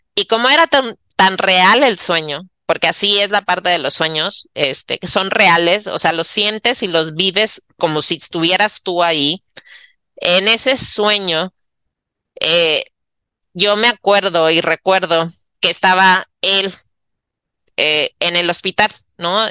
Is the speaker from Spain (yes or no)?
no; Monterrey, Nuevo León, Mexico; moved away; yo regresé a Monterrey, porque soy de Monterrey, ¿no? Regresé a casa eh, de mi mamá